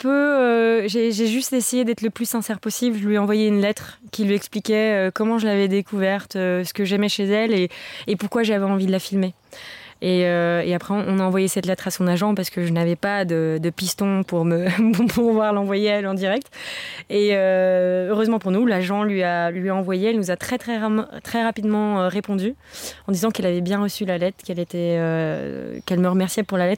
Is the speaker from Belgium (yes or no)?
yes; Belgium; J'avoue que pour moi le Luxembourg, euh, pourtant je suis belge, c'était un peu euh, terre inconnue.